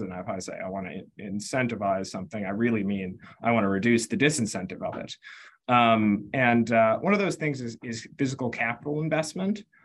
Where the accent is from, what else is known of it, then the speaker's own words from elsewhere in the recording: Concord, Massachusetts, United States; I grew up in Concord, Massachusetts